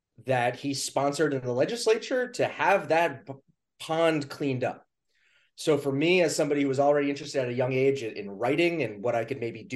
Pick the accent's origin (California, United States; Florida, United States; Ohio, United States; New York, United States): New York, United States; New York City; now in New Hampshire, United States; I was born in Queens, New York